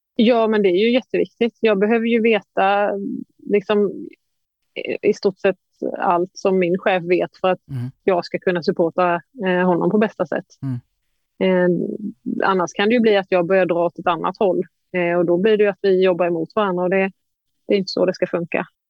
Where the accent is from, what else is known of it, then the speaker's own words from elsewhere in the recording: Emmaboda, Kalmar County, Sweden; från Emmaboda, ja. lokalt småländskt eh, knegarsamhälle.